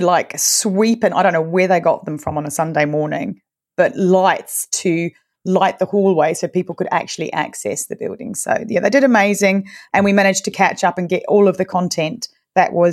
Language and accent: English; New Zealand; moved away as an adult; now in London, United Kingdom; I'm originally from New Zealand, but I've been in London for about, almost 12 years now.